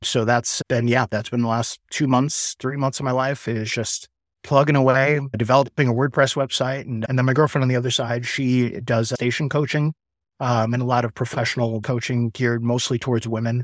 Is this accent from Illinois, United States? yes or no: yes; Chicago, Illinois, United States; moved away as an adult; also born or lived in Asheville, North Carolina; I'm from Chicago originally